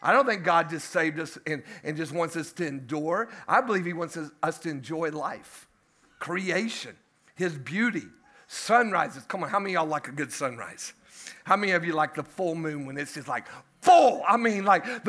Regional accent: United States; we sit over here as American Christians

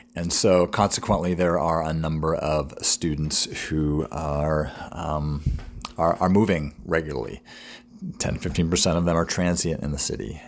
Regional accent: New England, United States; now in York, United States; I'm from New England

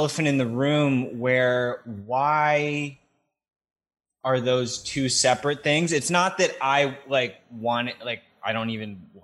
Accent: Norwalk, Connecticut, United States; also born or lived in Vermont; I'm in Norwalk. That's where I was born. I grew up around here

